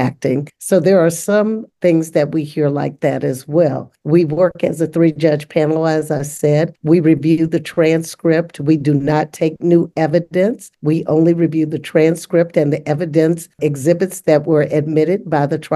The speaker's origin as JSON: {"language": "English", "region": "West Virginia", "country": "United States", "tie": "born or raised there", "moved": "as an adult", "lives_now": "Columbus, United States", "said": "I grew up in segregation in West Virginia"}